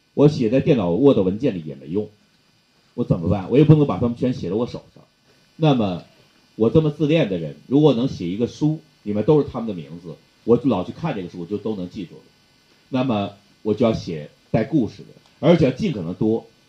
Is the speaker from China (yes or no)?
yes; Northeast China, China; 这就是我们东北人